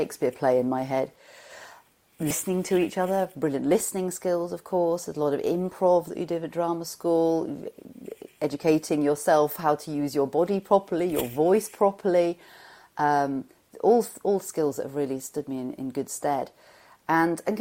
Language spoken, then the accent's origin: English; Shropshire, West Midlands, United Kingdom; I come from Shropshire in England, and it was a pleasant school.